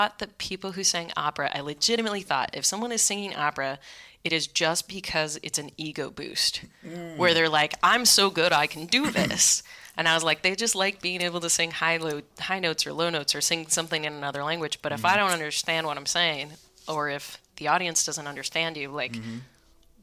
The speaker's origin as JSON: {"language": "English", "town": "Vacaville", "region": "California", "country": "United States", "tie": "born or raised there", "also_born_or_lived": "Sacramento / Berlin", "moved": "as an adult", "lives_now": "New York City, United States", "said": "raised in Vacaville primarily, which is midway between Sacramento and San Francisco"}